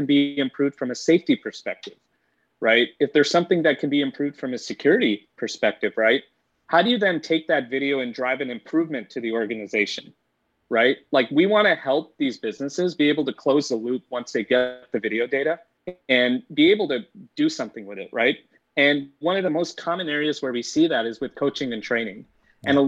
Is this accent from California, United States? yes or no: yes; Bay Area, California, United States; I grew up in the Bay Area, so I've been born and raised here